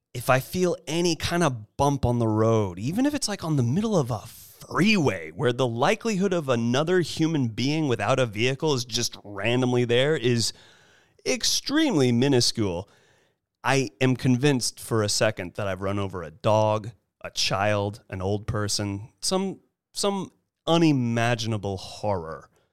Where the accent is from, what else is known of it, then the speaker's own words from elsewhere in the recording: Monterey Peninsula, California, United States; now in Los Angeles, United States; I'm originally from the Monterey Peninsula